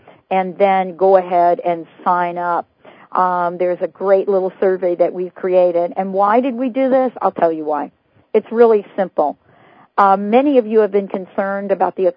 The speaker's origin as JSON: {"language": "English", "region": "New York", "country": "United States", "tie": "born or raised there", "said": "I'm from New York, and, you know, the only hole that we grew up knowing were the potholes"}